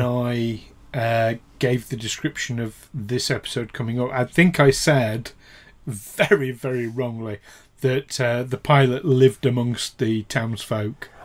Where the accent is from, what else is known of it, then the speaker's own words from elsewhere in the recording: United Kingdom; with us being British and in Britain